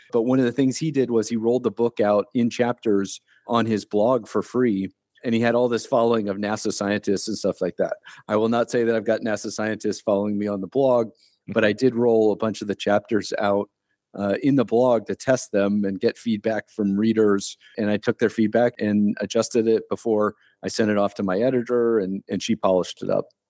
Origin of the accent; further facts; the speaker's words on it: Delaware, Ohio, United States; moved away; I was born and raised in Delaware, Ohio